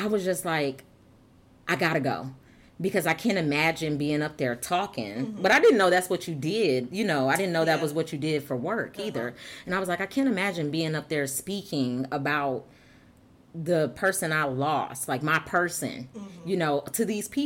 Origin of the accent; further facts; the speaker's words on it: Flint, Michigan, United States; I'm from Flint, like I'm like 15 minutes from you